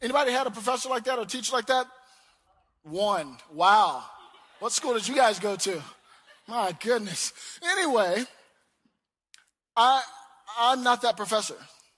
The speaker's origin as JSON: {"language": "English", "region": "the South", "country": "United States", "said": "I'm from the South. I'm real long-winded about my prayers."}